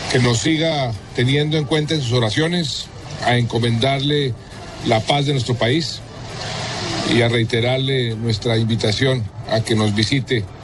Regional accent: Colombia; Yo me siento muy emocionado muy honrado como presidente, como colombiano y como católico

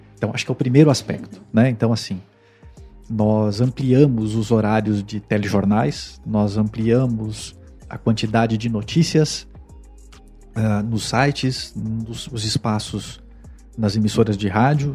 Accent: Rio Grande do Sul, Brazil; also born or lived in Mato Grosso / Mato Grosso do Sul / Pernambuco / São Paulo; now in Fortaleza, Brazil; Eu sou natural do Rio Grande do Sul, saí do Rio Grande do Sul ah, em 1994

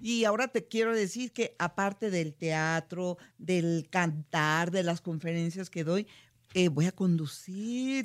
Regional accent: Guanajuato, Mexico; Yo soy de Guanajuato, Guanajuato

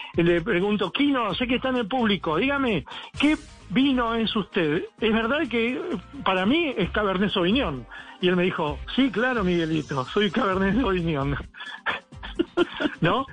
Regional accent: Argentina; la provincia que acá eh, produce el mejor vino, digamos, de, la Argentina

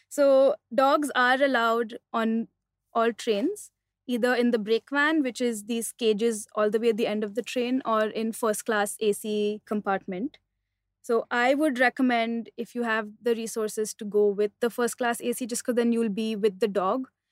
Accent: Mumbai, Maharashtra, India; also born or lived in Delhi; I'm from Bombay.

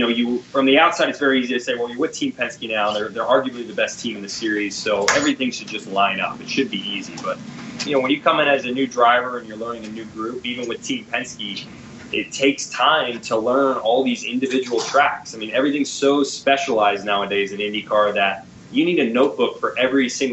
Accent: United States; being an American

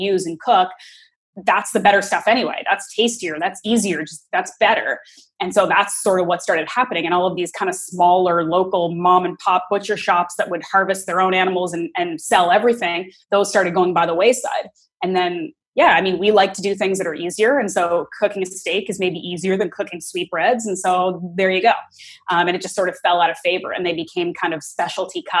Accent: Canada; also born or lived in New York, United States; when I grew up in Canada, and then I graduated university, and I moved around a lot. And for a long chunk of time, I was living in New York

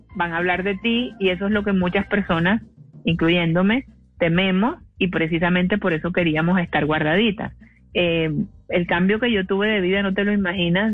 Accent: Cartagena, Bolívar, Colombia; Yo soy de Cartagena

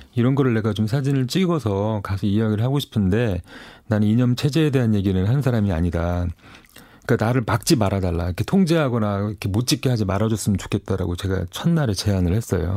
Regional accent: Seoul, South Korea; 전 서울에서 온 사람입니다

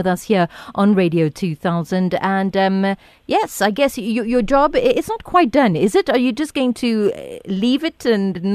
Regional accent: Western Cape, South Africa; I was born in the Western Cape

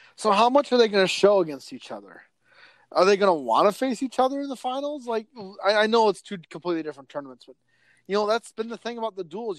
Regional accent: Northwest Iowa, United States; I grew up in Northwest Iowa

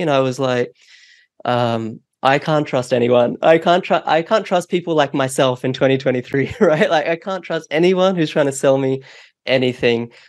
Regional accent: New Zealand; also born or lived in India; now in Australia; I was born in India, um, but we moved um, to New Zealand when I was four

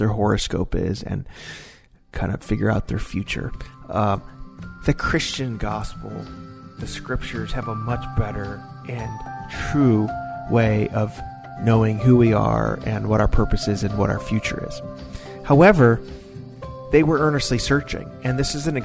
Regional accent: Chicago, Illinois, United States; growing up at the church that we grew up in Chicago area

